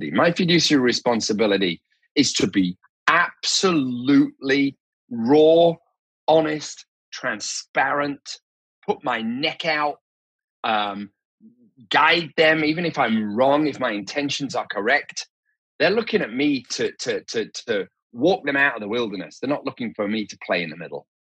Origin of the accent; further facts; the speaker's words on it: Leeds, Yorkshire and the Humber, United Kingdom; I'm originally from Leeds, even though my accent is a little bit kind of smashed to pieces now.